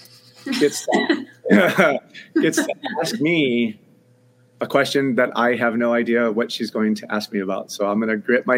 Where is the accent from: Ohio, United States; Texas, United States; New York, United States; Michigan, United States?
Michigan, United States; Detroit; moved away; I'm from Detroit. And even though I've not lived in Detroit for a very long time, I'm still a Detroit kid at heart